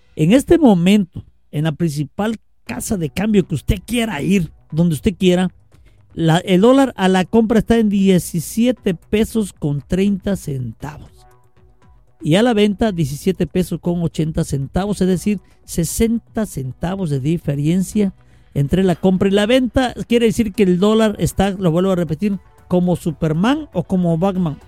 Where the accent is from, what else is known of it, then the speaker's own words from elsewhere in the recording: Veracruz, Mexico; now in Reynosa, Mexico; yo también soy de fuera, soy medio italiano, ¿verdad? Pero nací en Veracruz